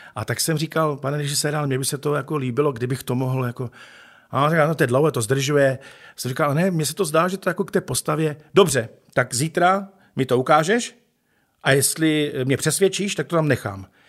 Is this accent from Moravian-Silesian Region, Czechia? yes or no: yes; Ostrava, Moravian-Silesian Region, Czechia; Takže pak se vlastně jako náplava dostal do Ostravy a tady jsem se potom narodil já.